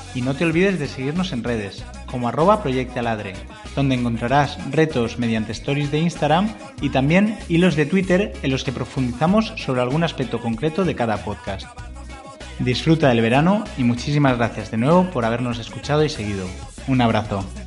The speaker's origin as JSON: {"language": "Spanish", "region": "Valencian Community", "country": "Spain", "said": "somos, ante todo, valencianas"}